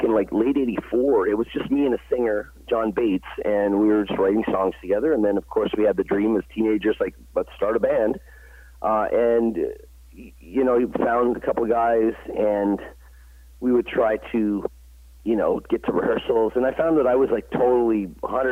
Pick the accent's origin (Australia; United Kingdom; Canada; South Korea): Canada; Canada, my home country